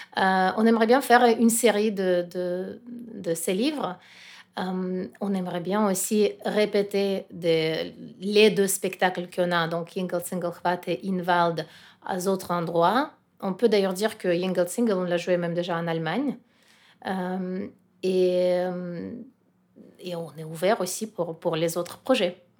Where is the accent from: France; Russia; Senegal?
Russia; French is a second language; moved away; je suis russe et je sens quand même la responsabilité pour mon pays